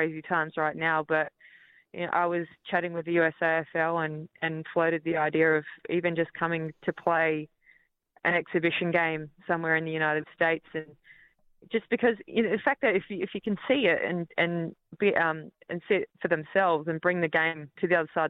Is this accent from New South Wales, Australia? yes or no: no; Melbourne, Victoria, Australia; I was born over in Melbourne while Dad was playing for Collingwood